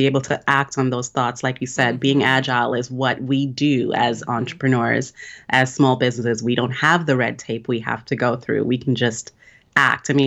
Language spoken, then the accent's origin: English; Jamaica; we're both from Jamaica